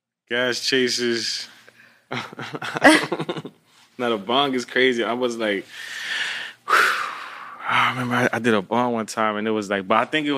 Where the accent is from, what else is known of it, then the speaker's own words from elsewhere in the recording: New Jersey, United States; also born or lived in Florida; I was from Jersey, then I went to Florida, I think, and then went back to Jersey.